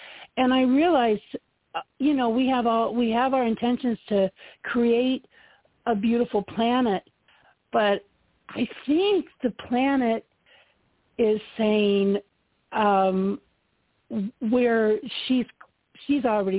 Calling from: Lakewood, Colorado, United States; I'm calling from Lakewood, Colorado.

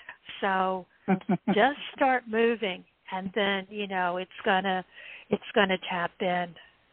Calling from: Ohio, United States

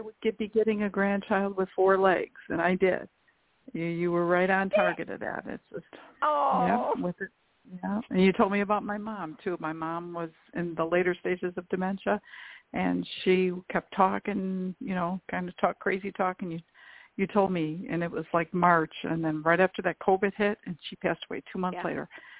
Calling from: Illinois, United States; I'm calling … from Illinois

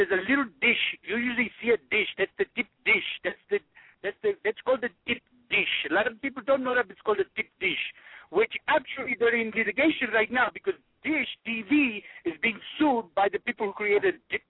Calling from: New Delhi, Delhi, India; That's a joke. I'm calling from New Delhi.

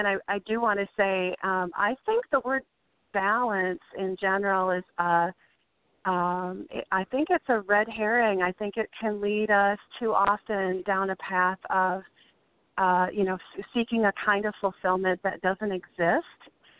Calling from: Minnesota, United States; Minnesota. Just outside of St. Paul, Minnesota. It's arfing cold here today.

